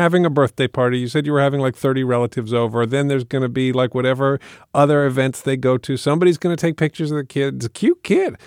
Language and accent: English; England, United Kingdom; moved away; I grew up in England.